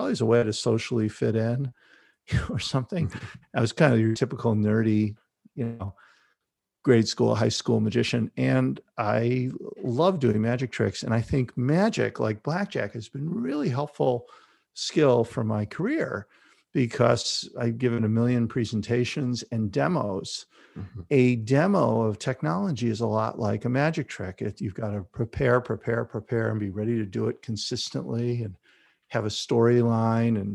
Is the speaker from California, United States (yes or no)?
no; Chicago, Illinois, United States; So I grew up in Chicago, on the north side of Chicago. I went to Chicago Public Schools